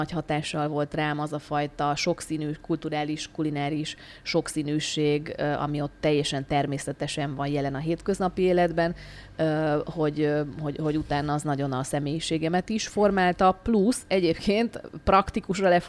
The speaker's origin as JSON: {"language": "Hungarian", "region": "Prague", "country": "Czechia", "tie": "born or raised there", "said": "tehát én gyerekkoromban ebben a közegben nőttem fel. Mi Prágában éltünk nagyon sokáig, de nem diplomaták"}